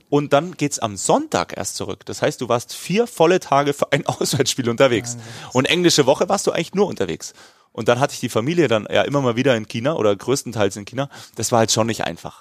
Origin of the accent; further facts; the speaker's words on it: Bavaria, Germany; wie man bei uns in Bayern sagt